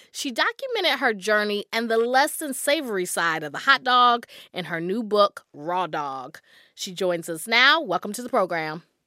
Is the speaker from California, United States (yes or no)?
no; North Carolina, United States; I grew up in North Carolina